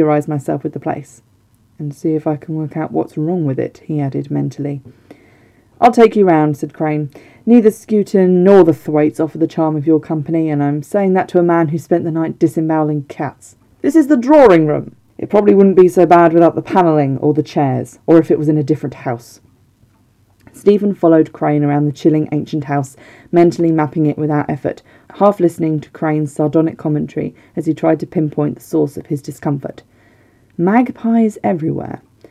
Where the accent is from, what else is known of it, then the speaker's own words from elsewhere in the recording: Somerset, South West England, United Kingdom; can you tell I'm from the south? Can you tell I'm from Somerset? Or have spent large parts of my life living there